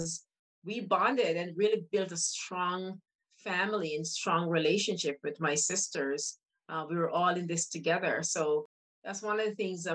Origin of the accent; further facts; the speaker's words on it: Windsor, Ontario, Canada; we grew up in Windsor